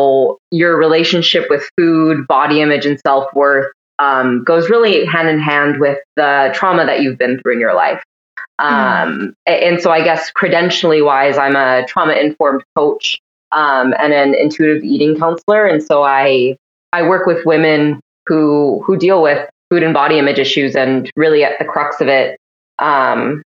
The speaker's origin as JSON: {"language": "English", "region": "Washington", "country": "United States", "moved": "as an adult", "lives_now": "Canada", "said": "I'm originally from Washington State"}